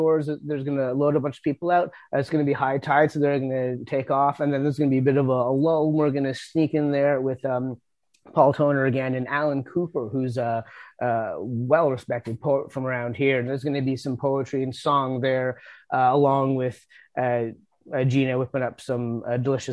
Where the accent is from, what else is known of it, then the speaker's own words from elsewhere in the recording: New Brunswick, Canada; also born or lived in Nova Scotia; I grew up in New Brunswick and lived in Nova Scotia for a bit, and coming back to New Brunswick